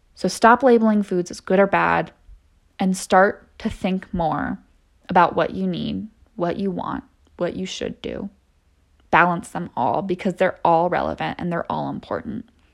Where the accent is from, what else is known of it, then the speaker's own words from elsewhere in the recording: San Diego, California, United States; moved away as an adult; also born or lived in San Luis Obispo, California; now in Denver, United States; I grew up in San Diego. um, California